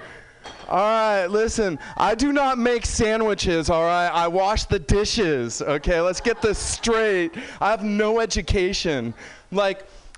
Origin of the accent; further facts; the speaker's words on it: San Francisco, California, United States; I'm from San Francisco